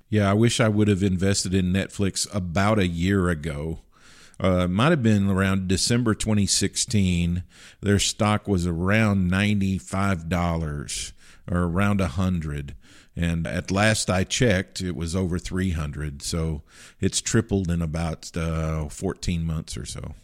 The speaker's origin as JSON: {"language": "English", "region": "Kentucky", "country": "United States", "tie": "born or raised there", "said": "growing up in Kentucky"}